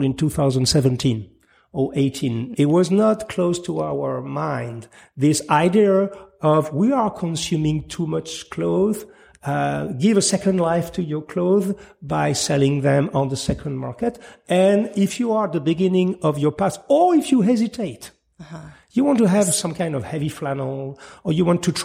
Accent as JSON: {"language": "English", "country": "France", "second_language": "English", "said": "I'm just French sometimes, my tongue"}